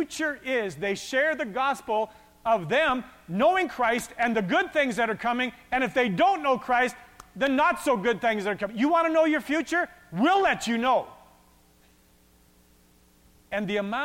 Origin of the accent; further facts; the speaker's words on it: Westlock, Alberta, Canada; I grew up in Westlock